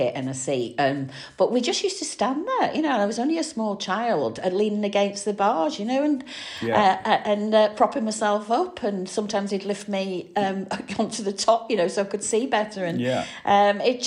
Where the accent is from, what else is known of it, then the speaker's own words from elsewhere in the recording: Manchester, North West England, United Kingdom; moved away; I'm from Manchester originally.